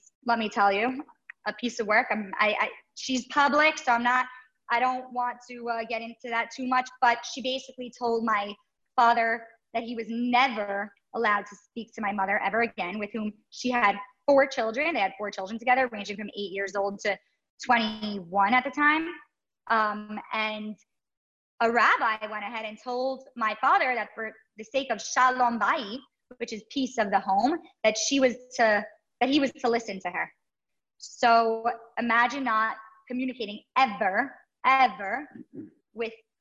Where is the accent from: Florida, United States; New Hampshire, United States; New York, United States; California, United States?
New York, United States; New York City; I grew up in Brooklyn across the street from my grandmother